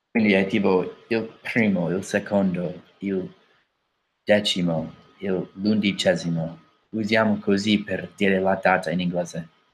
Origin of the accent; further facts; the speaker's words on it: United States; Italian is a second language; Io sono americano